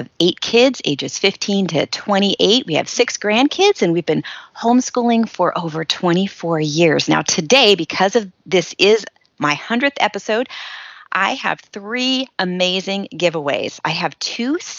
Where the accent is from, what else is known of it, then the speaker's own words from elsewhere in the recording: Shafter, California, United States; moved away; I grew up in the Central Valley near Bakersfield in a little tiny town called Shafter.